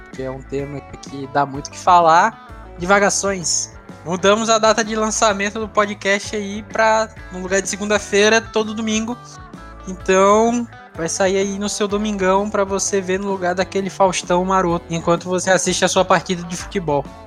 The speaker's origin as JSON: {"language": "Portuguese", "town": "Maceió", "region": "Alagoas", "country": "Brazil", "tie": "born or raised there", "also_born_or_lived": "Recife / João Pessoa", "said": "eu sou, eu sou nordestino, né? Eu nasci em Recife, morei boa parte da minha vida em Maceió, mas também já morei em João Pessoa"}